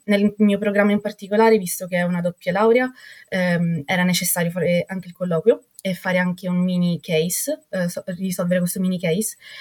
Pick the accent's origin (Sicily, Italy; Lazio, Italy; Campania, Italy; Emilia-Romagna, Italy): Sicily, Italy; Catania; moved away as an adult; now in Stockholm, Sweden; Io vengo da Catania, quindi dalla Sicilia mi sono trasferita al profondo nord dell'Europa